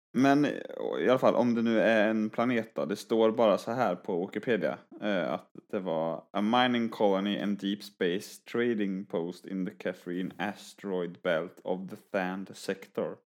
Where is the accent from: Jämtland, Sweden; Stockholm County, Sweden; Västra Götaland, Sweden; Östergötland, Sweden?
Västra Götaland, Sweden; Skövde; jag är från Skövde